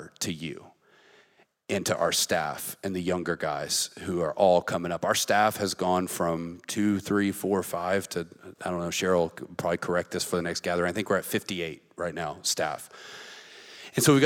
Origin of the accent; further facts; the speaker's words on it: the South, United States; we grew up in the South and we grew up in these churches